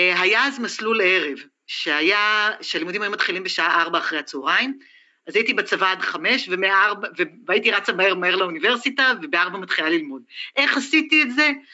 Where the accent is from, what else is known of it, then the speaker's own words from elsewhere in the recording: Israel; שאני לא אהיה הישראלית היחידה